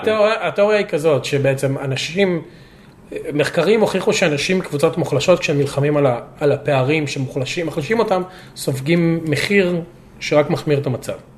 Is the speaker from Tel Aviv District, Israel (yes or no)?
no; Lod, Central District, Israel; moved away as an adult; now in United States; אני נולדתי בלוד